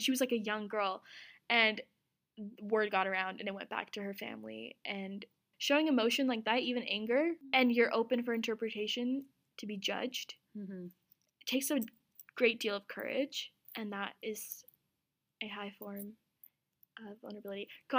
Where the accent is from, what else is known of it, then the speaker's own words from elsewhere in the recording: Azad Kashmir, Pakistan; Cause I'm from Azad Kashmir, which is a self-governed part of Pakistan. That's like definitely far out from Pakistan, but it's Pakistan.